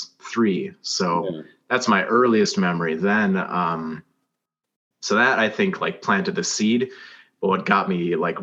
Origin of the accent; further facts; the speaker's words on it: United States; I'm American, but you know, some of my ancestors are from Scotland